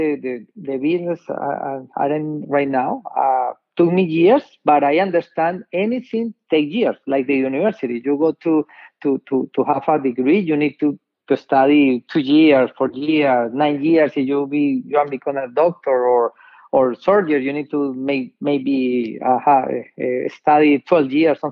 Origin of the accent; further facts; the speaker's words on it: Colombia; English is a second language; moved away as an adult; also born or lived in New York, United States; now in United States; I'm from Colombia. I was born in New York, but I grew up in Colombia. For 23 years